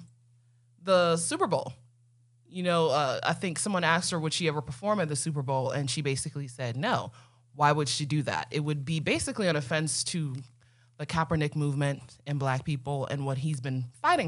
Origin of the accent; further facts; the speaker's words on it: Ghana; first language Twi; English is a second language; moved away; Twee is my dialect, right? You know I'm from Ghana